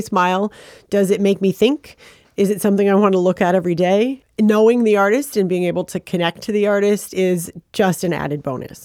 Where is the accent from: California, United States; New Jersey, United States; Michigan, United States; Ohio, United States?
Michigan, United States; Flint; also born or lived in Ann Arbor; I was born in Flint, and, uh, which is just about forty-five minutes from Ann Arbor